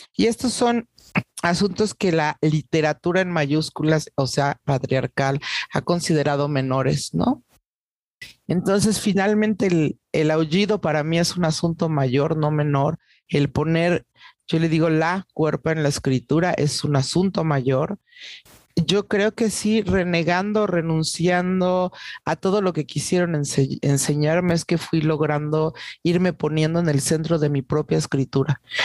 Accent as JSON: {"language": "Spanish", "town": "Salina Cruz", "region": "Oaxaca", "country": "Mexico", "moved": "yes", "lives_now": "Mexico City, Mexico", "said": "Soy de Oaxaca, eh, de una familia desplazada, como muchas familias eh, oaxaqueñas, ¿no? Eh, vivo en la Ciudad de México desde hace muchísimos años, décadas ya"}